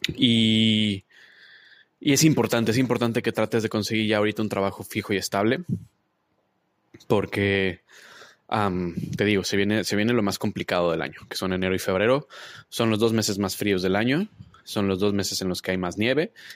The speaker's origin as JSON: {"language": "Spanish", "country": "Mexico", "moved": "yes", "lives_now": "Toronto, Canada", "said": "mis mexicanos, desde México, a mis mexicanos desde acá de Toronto"}